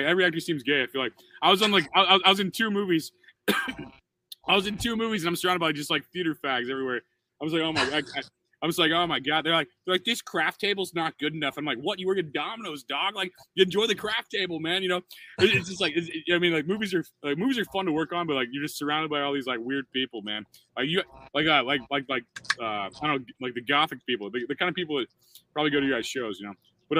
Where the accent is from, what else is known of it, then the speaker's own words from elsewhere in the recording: Midwest, United States; As a dude, I'm like from the Midwest. I'm some loud moron from the Midwest.